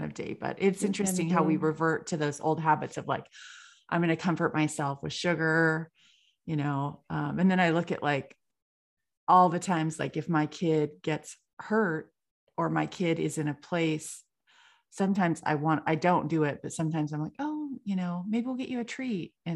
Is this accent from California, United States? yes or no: yes; California, United States; I'm from California